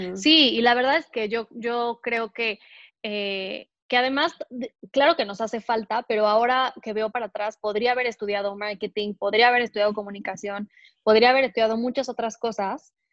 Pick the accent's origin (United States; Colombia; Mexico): Mexico; Mexico City; also born or lived in Querétaro; Yo soy mexicana, nací en Querétaro, en una ciudad a dos horas de, más o menos, de la Ciudad de México. Nunca he vivido ahí, sin embargo, siempre he vivido en la Ciudad de México.